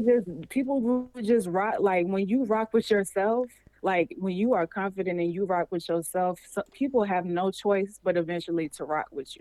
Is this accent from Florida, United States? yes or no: yes; Jacksonville, Florida, United States; I'm straight out the 904.